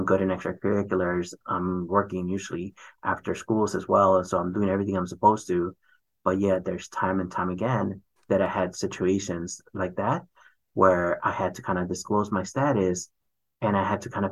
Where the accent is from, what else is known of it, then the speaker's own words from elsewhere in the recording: Chicago, Illinois, United States; also born or lived in California / Mexico; it wasn't until third grade or so that then I moved to Chicago.